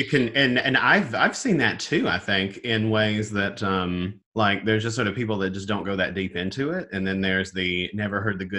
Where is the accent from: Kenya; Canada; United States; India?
United States; North Carolina; also born or lived in Raleigh, North Carolina; I'm from Eflin, North Carolina, and you couldn't, you know, drive 2 seconds down the road without hitting another Baptist church.